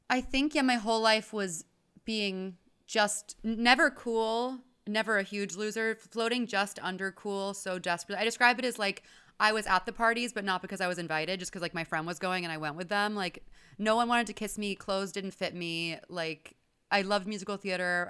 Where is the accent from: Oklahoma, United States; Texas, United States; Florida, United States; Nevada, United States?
Texas, United States; Houston; I grew up in Houston, Texas.